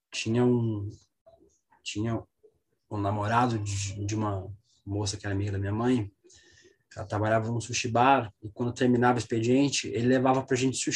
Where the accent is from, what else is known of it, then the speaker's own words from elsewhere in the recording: South Region, Brazil; essas coisas acontecem na região sul. E assim, foi lugar onde eu cresci, um lugar muito conservador mesmo.